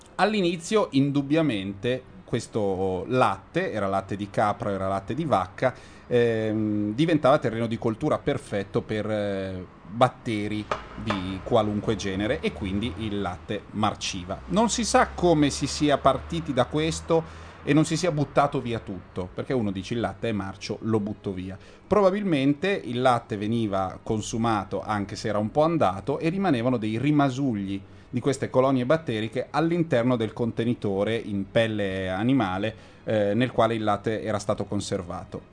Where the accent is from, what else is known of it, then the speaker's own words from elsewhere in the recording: Lombardy, Italy; essendo europei ed essendo lombardi e settentrionali